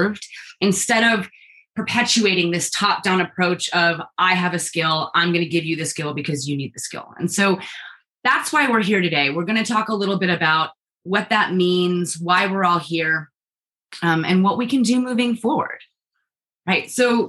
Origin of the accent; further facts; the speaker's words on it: China; I also grew up in the global South. I grew up in China. And so my whole life, I've been really, really aware of inequality in the world.